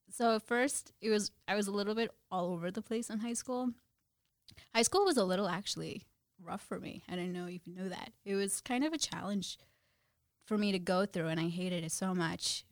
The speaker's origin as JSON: {"language": "English", "town": "Jersey City", "region": "New Jersey", "country": "United States", "tie": "born or raised there", "also_born_or_lived": "Guyana / New York / Brooklyn"}